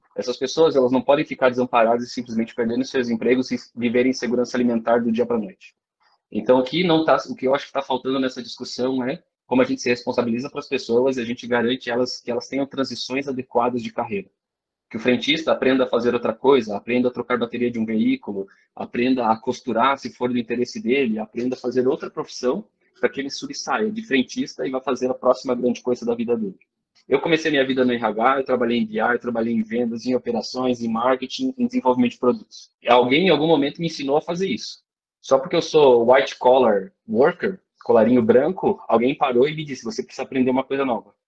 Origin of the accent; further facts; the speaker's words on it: Joinville, Santa Catarina, Brazil; eu sou de Joinville